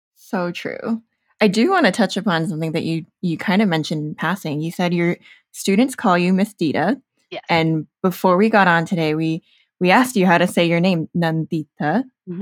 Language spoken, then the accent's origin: English; United States; also born or lived in Chicago; growing up in the States